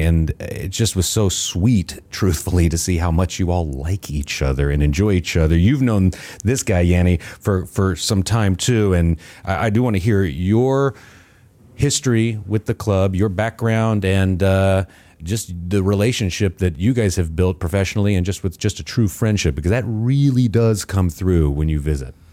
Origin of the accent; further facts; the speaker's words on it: United States; as an American